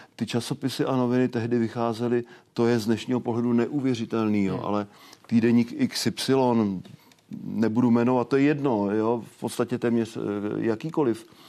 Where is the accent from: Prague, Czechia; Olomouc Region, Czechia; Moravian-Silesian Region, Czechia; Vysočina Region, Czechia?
Vysočina Region, Czechia; Okřížky; Já jsem z Vysočiny. eh, od Třebíče, obec Okřížky